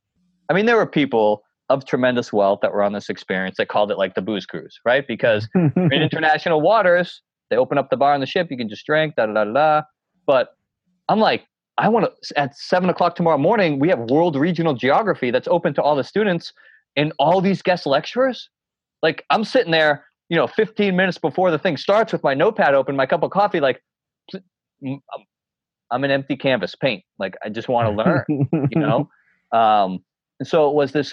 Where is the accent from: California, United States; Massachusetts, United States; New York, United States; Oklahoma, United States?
Massachusetts, United States; North Shore of; also born or lived in Boston / New Hampshire; I grew up in the North Shore of Massachusetts, and then I went to school up in New Hampshire.